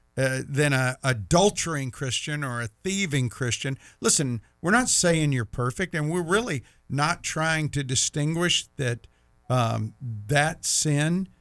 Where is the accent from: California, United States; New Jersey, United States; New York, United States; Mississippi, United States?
Mississippi, United States; Meridian; I grew up with Tim in Meridian, Mississippi